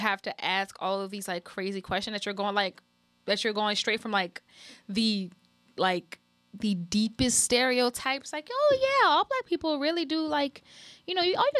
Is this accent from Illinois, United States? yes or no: no; New Orleans, Louisiana, United States; I'm from New Orleans, I'm from here